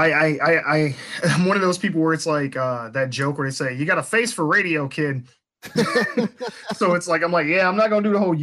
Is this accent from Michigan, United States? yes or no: yes; Flint, Michigan, United States; I had grew up in Flint. I don't currently live there, but that's my hometown.